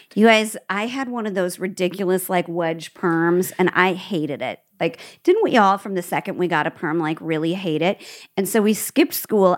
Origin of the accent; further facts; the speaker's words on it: Nebraska, United States; also born or lived in Midwest; now in California, United States; I'm from Nebraska